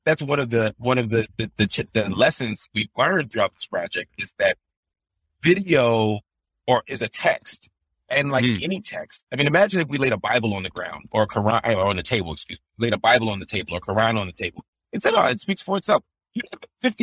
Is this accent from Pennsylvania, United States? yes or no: yes; Philadelphia, Pennsylvania, United States; I'm from Philadelphia